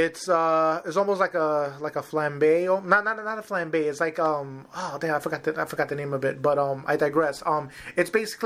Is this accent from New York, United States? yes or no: yes; New York City, New York, United States; growing up in Harlem